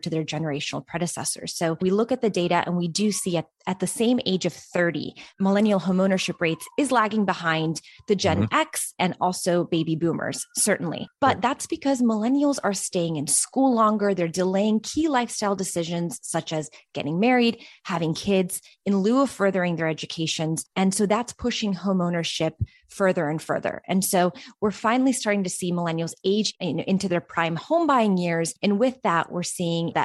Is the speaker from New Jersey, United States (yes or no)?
no; upstate New York, United States; also born or lived in Albania; So I was born and raised in Albania, moved to the US, upstate New York specifically when I was about 7 years old